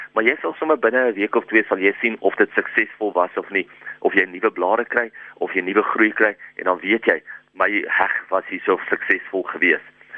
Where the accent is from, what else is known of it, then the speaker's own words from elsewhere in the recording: South Africa; ons as Suid-Afrikaners